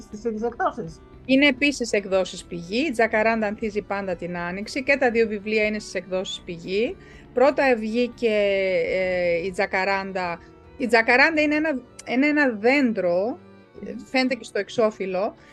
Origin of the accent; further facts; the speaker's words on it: Germany; Εγώ μεγάλωσα κιόλα στη Γερμανία.